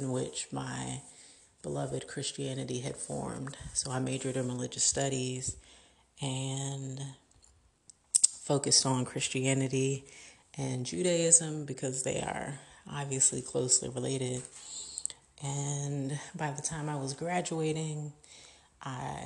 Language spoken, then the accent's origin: English; Richmond, Virginia, United States; also born or lived in Queens, New York; I grew up since the age of 3 in or just outside of Richmond, Virginia.